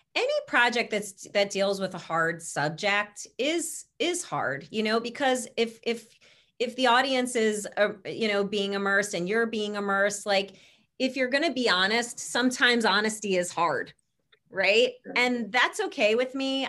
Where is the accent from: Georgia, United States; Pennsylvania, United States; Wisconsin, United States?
Pennsylvania, United States; Philadelphia; our hometown